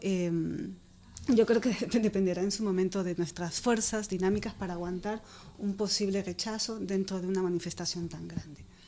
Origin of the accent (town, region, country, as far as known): Ecuador; now in Madrid, Spain